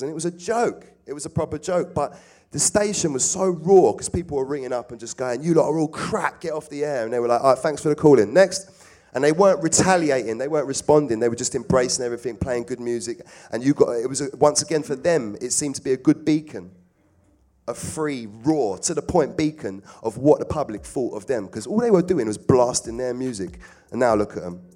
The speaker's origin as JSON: {"language": "English", "region": "London", "country": "United Kingdom", "tie": "born or raised there", "said": "I'm from South. Always been around Clapham, Brixton, Streatham, Stockwell, Balham"}